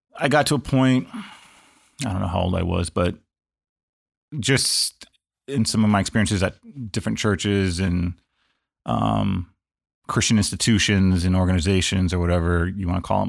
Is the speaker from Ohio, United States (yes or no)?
no; Los Angeles, California, United States; born and raised in Los Angeles, uh, pretty much outside of four months of my entire life, I have lived in L A County